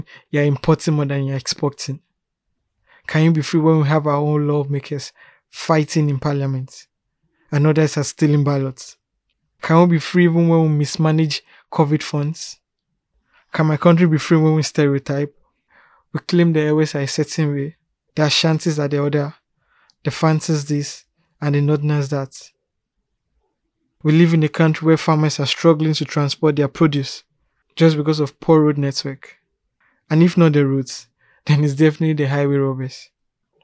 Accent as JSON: {"language": "English", "country": "Ghana", "said": "I'm a Ghanaian"}